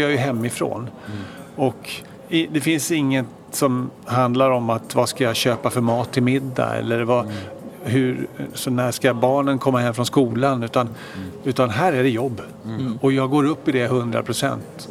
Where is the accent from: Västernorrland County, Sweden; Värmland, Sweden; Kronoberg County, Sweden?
Kronoberg County, Sweden; Växjö; moved away as an adult; also born or lived in Stockholm; född och uppvuxen i, i Stockholm mm. tills jag var sju år. Då flyttade jag och familjen till Växjö i Småland. Så det var egentligen där jag hade mina, mina skolår